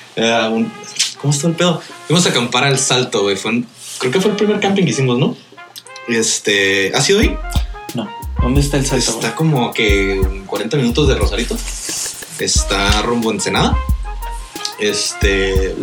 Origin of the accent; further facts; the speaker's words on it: Riverside, California, United States; now in Tijuana, Mexico; yo nací en Riverside